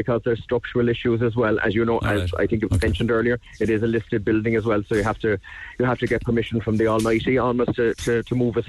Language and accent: English; Cork, Munster, Ireland; It's great fun as an Irish person to go up there, as a Corkonian to go up there and have the opportunity.